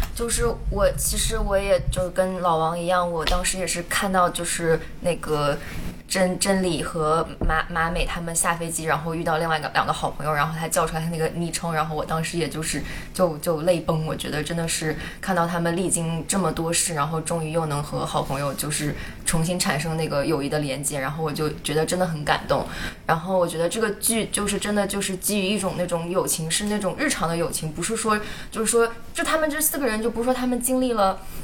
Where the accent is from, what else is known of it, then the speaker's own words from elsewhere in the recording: China; now in Toronto, Canada; 小时候是在国内长大，但是之后就来到国外生活